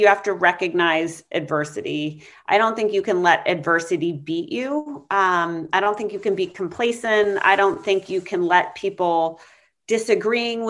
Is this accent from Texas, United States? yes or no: no; New Hampshire, United States; moved away as an adult; also born or lived in Colorado / Maine / Boston; I was born in Colorado. I grew up in New Hampshire